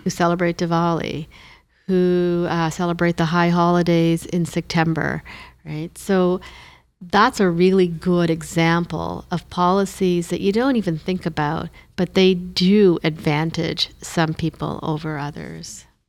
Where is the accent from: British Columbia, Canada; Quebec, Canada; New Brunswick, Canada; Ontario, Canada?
New Brunswick, Canada; Moncton; first language Hindi; So they decided to move to Moncton. So that's how we came to New Brunswick